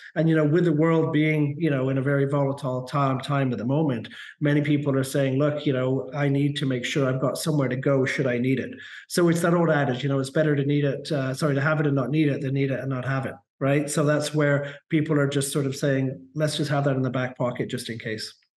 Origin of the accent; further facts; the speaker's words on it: Canada; in Canada, we call it permanent residency